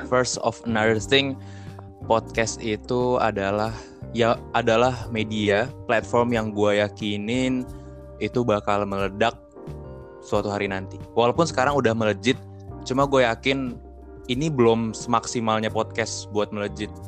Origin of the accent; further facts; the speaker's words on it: Depok, West Java, Indonesia; Gue asal dari Depok.